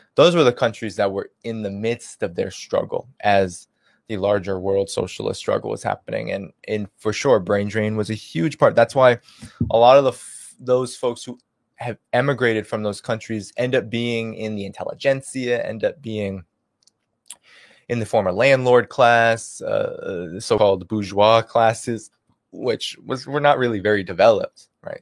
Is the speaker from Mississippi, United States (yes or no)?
no; Boston, Massachusetts, United States; I'm from Boston